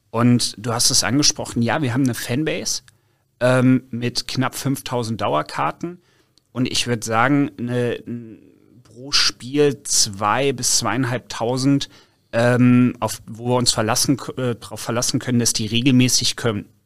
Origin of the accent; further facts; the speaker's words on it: Cologne, North Rhine-Westphalia, Germany; Ja, komm, komm aus Köln